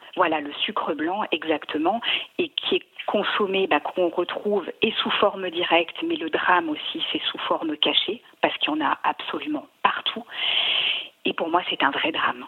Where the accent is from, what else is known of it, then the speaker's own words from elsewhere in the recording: Savoy, Auvergne-Rhône-Alpes, France; je suis une savoyarde